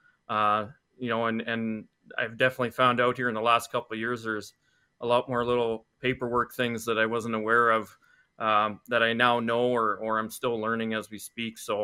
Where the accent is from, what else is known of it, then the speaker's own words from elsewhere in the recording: Brandon, Manitoba, Canada; I grew up in Brandon, played all my minor hockey there